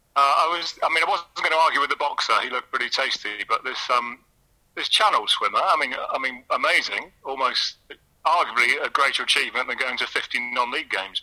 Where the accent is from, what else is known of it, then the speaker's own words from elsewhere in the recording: Chester, North West England, United Kingdom; moved away as an adult; also born or lived in Manchester; I grew up in Chester in the 80s